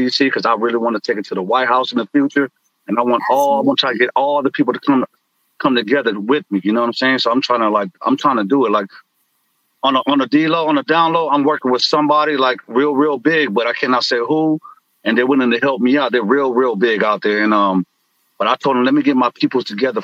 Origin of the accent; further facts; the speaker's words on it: San Francisco, California, United States; now in San Jose, United States; I grew up in San Francisco, too.